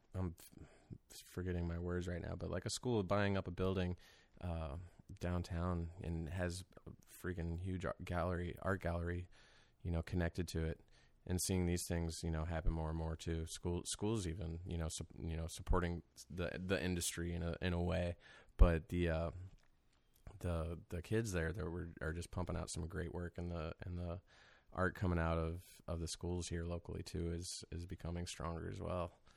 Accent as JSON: {"language": "English", "town": "Wentzville", "region": "Missouri", "country": "United States", "tie": "born or raised there", "lives_now": "St. Louis, United States", "said": "I'm from Saint Charles County, so I grew up out there and out in Wentzville"}